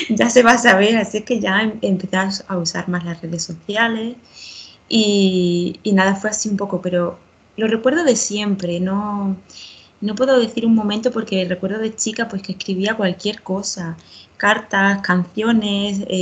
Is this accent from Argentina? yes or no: no; southern Spain, Spain; now in Madrid, Spain; pues yo soy de la parte del sur de España y bueno, me he mudado varias veces por aquí, por, España, diferentes ciudades y ahora me acabo de mudar a Madrid, llevo dos meses aquí